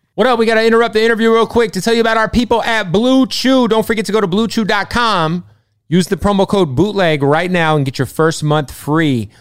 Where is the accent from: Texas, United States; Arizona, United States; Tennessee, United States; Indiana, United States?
Arizona, United States; I'm from, I'm from Arizona